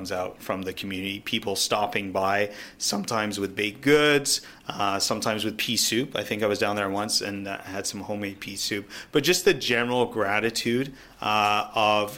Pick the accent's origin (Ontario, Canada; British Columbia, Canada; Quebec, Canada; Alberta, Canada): Ontario, Canada; Niagara; also born or lived in England; now in Toronto, Canada; We immigrated from England and settled in Niagara, a small Jewish community there.